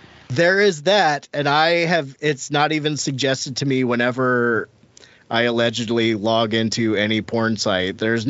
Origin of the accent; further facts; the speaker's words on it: Ohio, United States; I'm from Ohio.